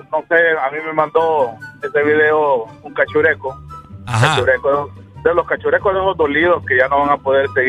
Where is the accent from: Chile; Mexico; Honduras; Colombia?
Honduras; acuérdense que somos más hondureños.